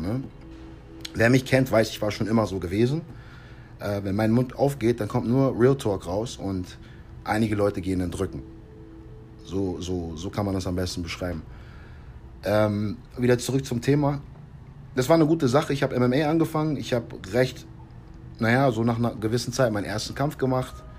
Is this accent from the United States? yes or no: yes; United States; moved away; meine Frau meine Heimat zu zeigen, nochmal schöne amerikanische Luft zu atmen